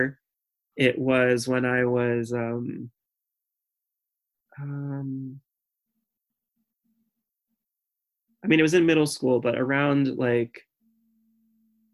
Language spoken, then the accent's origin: English; Raleigh, North Carolina, United States; also born or lived in Boston; now in New York, United States; I was growing up in Raleigh, North Carolina, where it was extremely homogenous